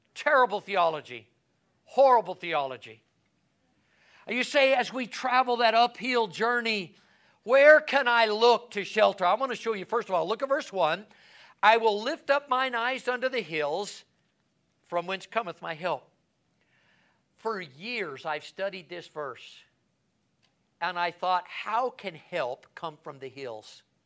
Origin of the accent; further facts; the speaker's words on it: United States; as American, as a, as a, as a, a, a, as a pastor